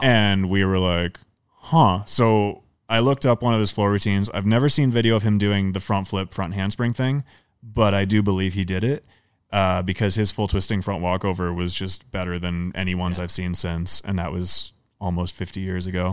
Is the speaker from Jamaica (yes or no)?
no; Canada; now in United States; I'm Canadian